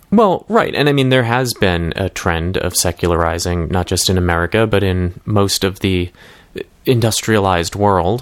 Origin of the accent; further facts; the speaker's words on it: Massachusetts, United States; I grew up in Massachusetts